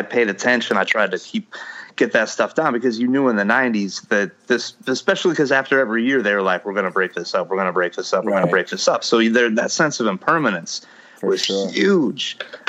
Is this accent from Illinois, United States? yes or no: yes; Chicago, Illinois, United States; also born or lived in Ohio; now in Indiana, United States; Yeah, I've lived in Indiana. I'm from Chicago. Then I lived in Ohio.